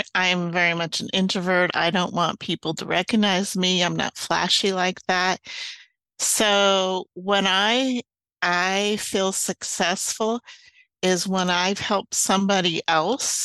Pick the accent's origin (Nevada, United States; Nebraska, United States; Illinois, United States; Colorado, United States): Nebraska, United States; Kearney; now in Arizona, United States; I grew up in the Midwest in Kearney, Nebraska